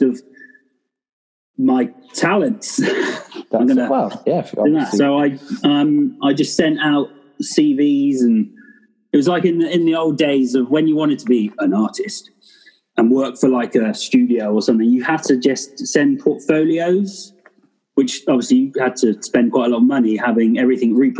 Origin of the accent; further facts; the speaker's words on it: Bristol, South West England, United Kingdom; moved away as an adult; also born or lived in North Wales; I'm from Bristol